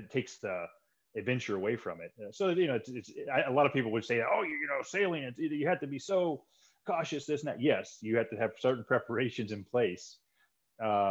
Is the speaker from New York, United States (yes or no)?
no; Missouri, United States; moved away as an adult; also born or lived in Los Angeles, California; So I grew up in Missouri in the U.S. here, which is smack dab in the center of the United States